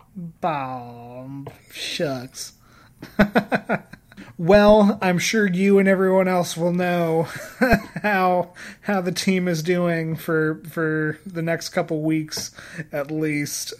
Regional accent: Colorado, United States; I grew up in Colorado

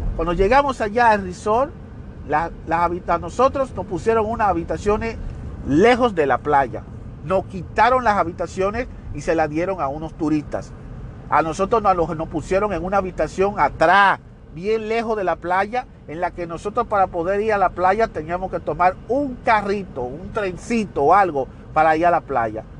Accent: Dominican Republic; now in United States; Independientemente de que yo soy dominicano, pero yo vivo fuera del país, yo no vivo en la República Dominicana, yo resido en los Estados Unidos

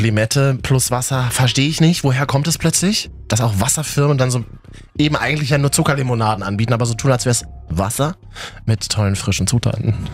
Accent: Berlin, Germany; bei uns in Berlin

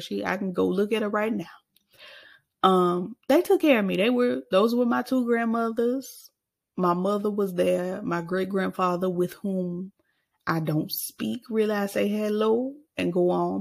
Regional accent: Arkansas, United States; I was born in the state, unfortunately, that Bill Clinton was born

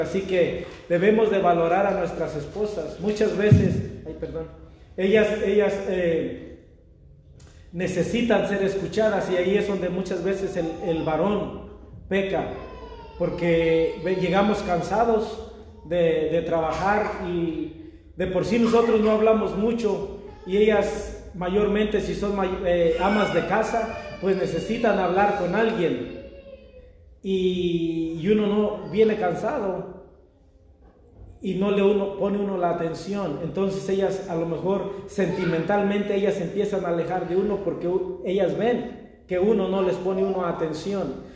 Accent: Mexico; moved away; yo soy mexicano

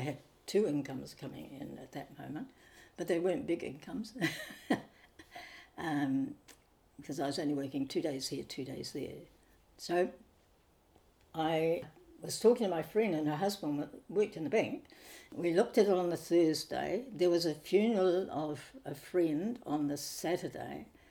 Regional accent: Nelson, New Zealand; also born or lived in Thailand; now in Auckland, New Zealand; I came from Nelson and the sea was where we spent quite a bit of time

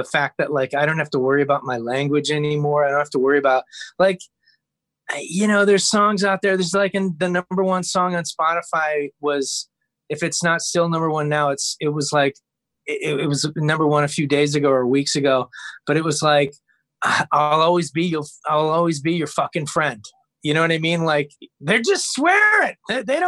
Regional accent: Ohio, United States; I'm from Ohio

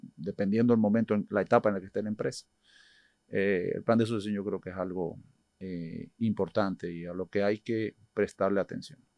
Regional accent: Dominican Republic; nacido y criado aquí en República Dominicana, aunque mis padres son inmigrantes españoles

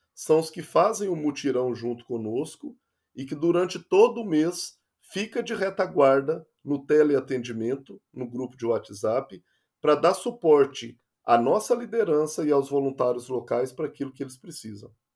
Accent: interior of Minas Gerais, Brazil; now in Rio de Janeiro, Brazil; como eu sou do interior de Minas Gerais, a gente tem uma cultura muito rural

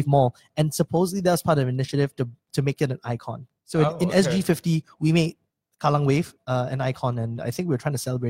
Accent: Singapore; I'm doing a podcast about being Singaporean.

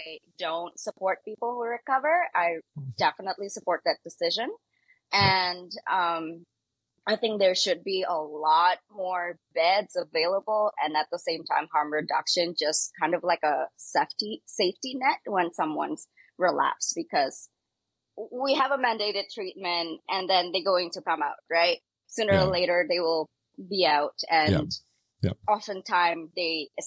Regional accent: Indonesia; moved away as an adult; now in Canada; I'm from Indonesia

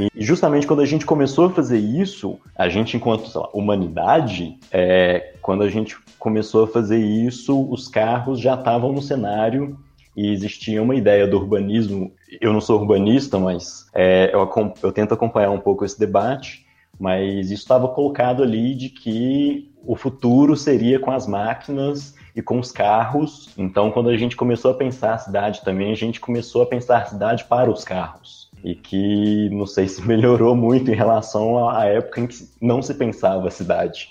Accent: Belo Horizonte, Minas Gerais, Brazil; mineiro de BH

